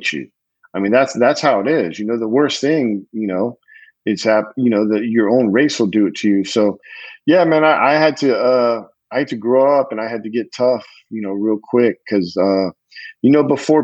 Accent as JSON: {"language": "English", "region": "California", "country": "United States", "tie": "born or raised there", "said": "I grew up in California"}